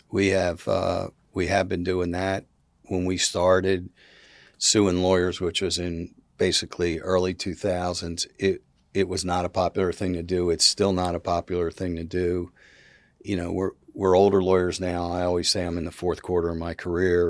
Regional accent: Philadelphia, Pennsylvania, United States; now in South Carolina, United States; I was from Philadelphia. I was, you know, not, I wasn't born and bred here.

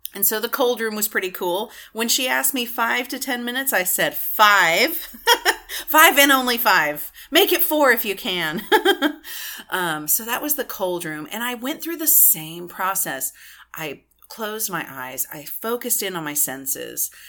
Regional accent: Texas, United States; I'm from Texas.

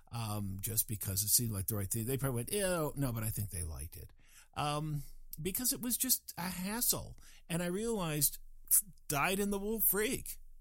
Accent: Fort Collins, Colorado, United States; moved away; my hometown, which was Fort Collins, Colorado

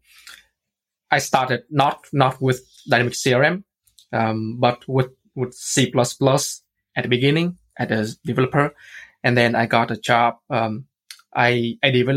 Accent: Vietnam; moved away as an adult; now in Ireland; I'm from Vietnam

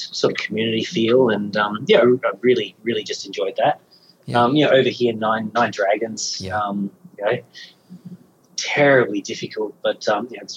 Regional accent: Australia; as an Australian

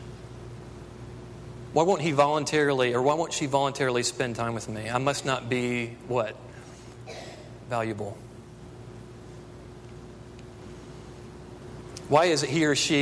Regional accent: Texas, United States; I grew up in Texas

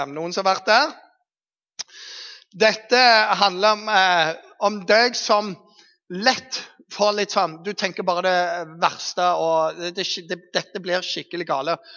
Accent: Eastern Norway, Norway; Men jeg kommer jo fra Østlandet, tross alt.

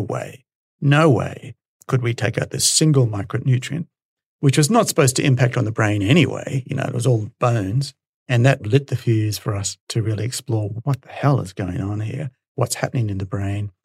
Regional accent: Brisbane, Queensland, Australia; So I'm a Brisbane boy. I grew up in Brisbane and went to UQ.

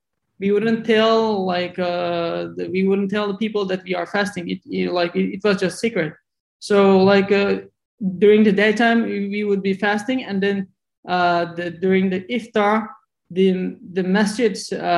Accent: southern East Turkestan, Xinjiang, China; moved away; also born or lived in Urumqi, China; my hometown is in the south part

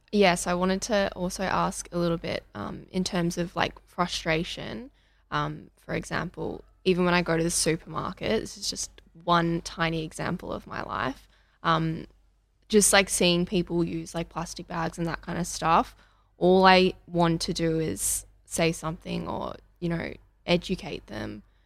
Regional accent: Melbourne, Victoria, Australia; And I'm from Melbourne, and I'm twenty-two.

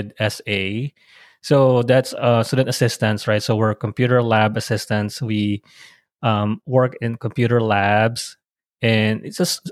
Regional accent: Philippines; moved away as an adult; also born or lived in Manila; now in United States; This is my birthplace, the Philippines

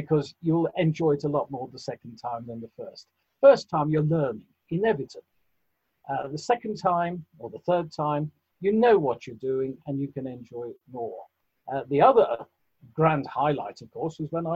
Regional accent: West Midlands, United Kingdom; I was actually born in the West Midlands

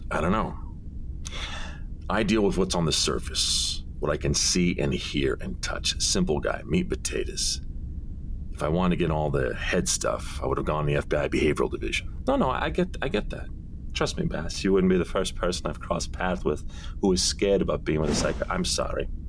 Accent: Brooklyn, New York, United States; I grew up in Brooklyn, so our booze selection was either Italian Bucco or Manischewitz.

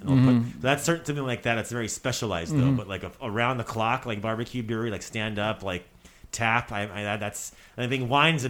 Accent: United States; I was born in the States, so I personally, I'll be very honest, I feel more American than I do Croatian because I went to American schools, watched American television, raised by American television technically

